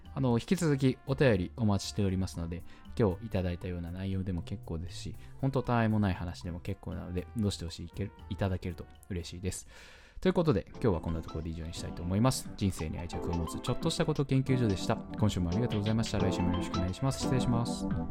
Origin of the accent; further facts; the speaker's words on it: Hachioji, Tokyo, Japan; 八王子出身なんですけど、で、学校も八王子の方にあった